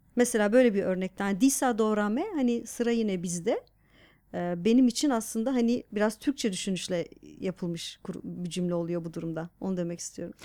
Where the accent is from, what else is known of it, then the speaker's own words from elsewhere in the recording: Diyarbakır Province, Turkey; now in Istanbul, Turkey; Diyarbakır'da büyüdüm sonuçta.